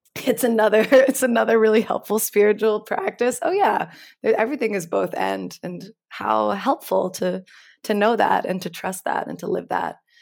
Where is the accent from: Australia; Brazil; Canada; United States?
United States; New York City, New York; growing up in New York City around eleven, twelve